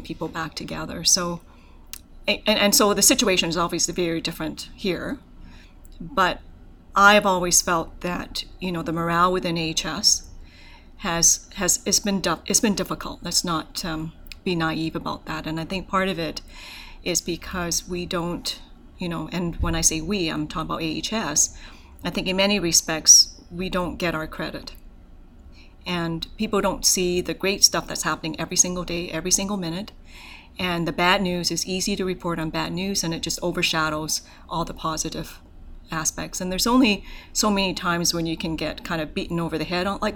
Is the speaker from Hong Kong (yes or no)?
yes; Hong Kong; also born or lived in Canada; now in Alberta, Canada; So my family is from Hong Kong, and so I was born in Hong Kong. And it's an interesting story about how I immigrated to Canada